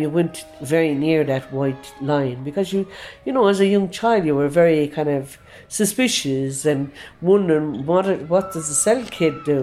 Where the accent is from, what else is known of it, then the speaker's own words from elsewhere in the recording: Limerick, Munster, Ireland; I'm from Limerick City. I was born and reared in Limerick City